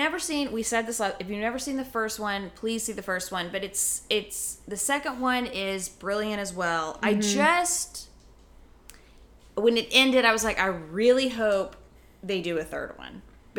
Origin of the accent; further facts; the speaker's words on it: Colorado, United States; growing up in Colorado.